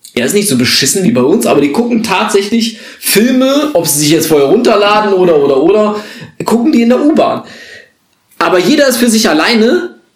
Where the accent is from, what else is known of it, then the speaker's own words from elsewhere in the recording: North Hesse, Germany; wir Nordhessen